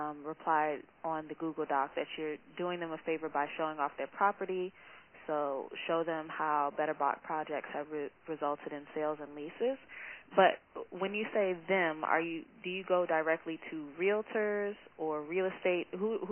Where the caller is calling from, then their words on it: Washington, District of Columbia, United States; I'm calling from Washington, D.C.